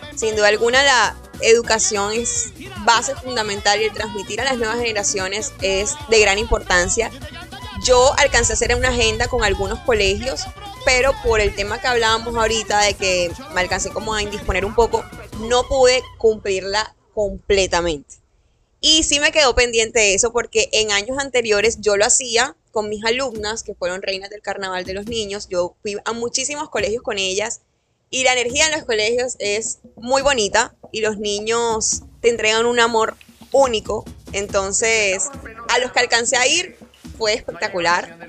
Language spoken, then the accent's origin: Spanish; Barranquilla, Atlántico, Colombia; como barranquillera